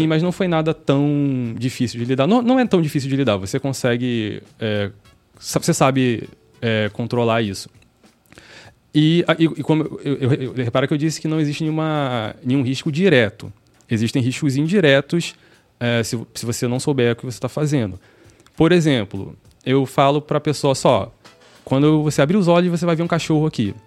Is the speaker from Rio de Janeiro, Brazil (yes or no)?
yes; Rio de Janeiro, Brazil; moved away as an adult; now in Salvador, Brazil; sou carioca